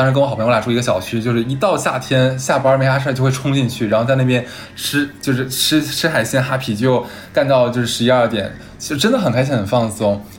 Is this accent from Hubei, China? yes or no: no; Harbin, Heilongjiang, China; 因为我们哈尔滨人一定会撒糖。